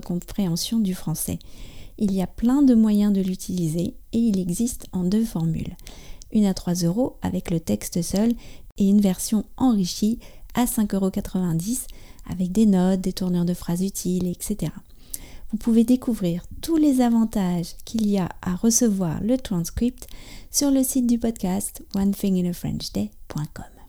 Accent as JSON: {"language": "French", "country": "France", "said": "je suis française, j'habite près de Paris"}